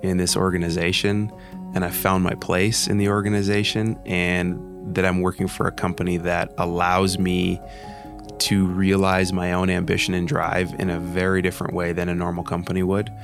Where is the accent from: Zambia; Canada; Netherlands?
Canada; moved away as an adult; now in United States; moving from Canada to the United States, it was scary. It was scary for political reasons. It was scary for cultural reasons, my identity as a Canadian